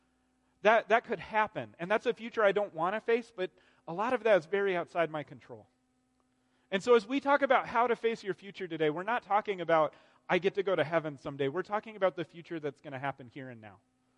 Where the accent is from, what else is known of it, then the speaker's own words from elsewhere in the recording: Arizona, United States; I grew up in Arizona.